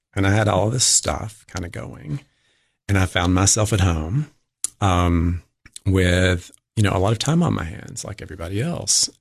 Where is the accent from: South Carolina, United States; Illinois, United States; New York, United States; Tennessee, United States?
Tennessee, United States; Livingston; Livingston, my hometown.